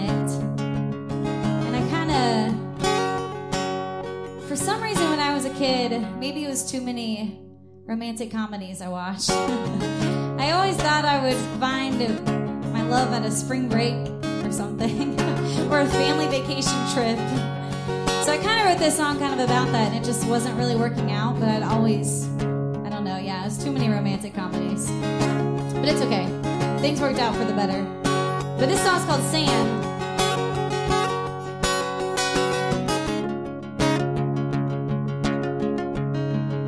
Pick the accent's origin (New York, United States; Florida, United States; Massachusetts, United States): Florida, United States; Dunedin; also born or lived in Nashville, Tennessee; I grew up in Dunedin, Florida, outside of Tampa.